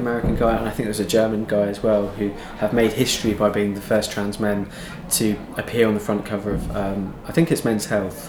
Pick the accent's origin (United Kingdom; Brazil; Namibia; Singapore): United Kingdom; Devon, South West England; I grew up in Devon